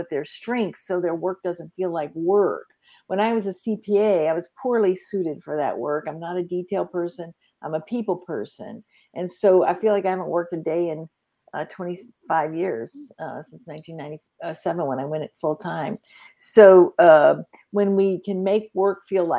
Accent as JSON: {"language": "English", "town": "Vicksburg", "region": "Mississippi", "country": "United States", "tie": "born or raised there", "also_born_or_lived": "Phoenix, Arizona / Dallas, Texas", "moved": "yes", "said": "I'm calling in from Vicksburg, Mississippi. That's on the river"}